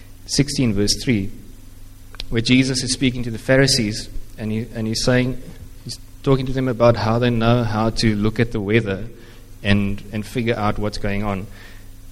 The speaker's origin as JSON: {"language": "English", "region": "Eastern Cape", "country": "South Africa", "tie": "born or raised there", "also_born_or_lived": "Stellenbosch", "first_language": "Afrikaans", "second_language": "English", "moved": "as an adult", "said": "growing up in the Eastern Cape"}